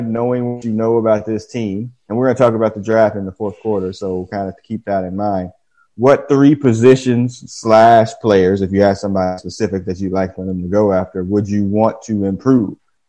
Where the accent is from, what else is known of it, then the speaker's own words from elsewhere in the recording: Dayton, Ohio, United States; Man, I came from Dayton. I've never been to Boston, but I'm gonna go out on a limb and say it's probably better than Dayton.